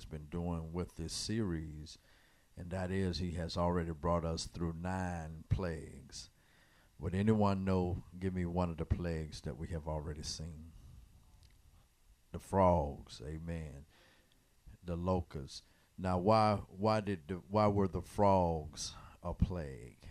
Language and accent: English; United States; our heritage here in the United States, where we as African American people